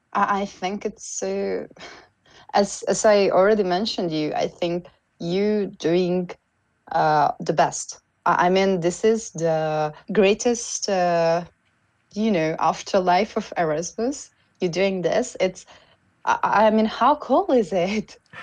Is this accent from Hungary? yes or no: yes; Hungary; first language Hungarian; English is a second language; I'm a Hungarian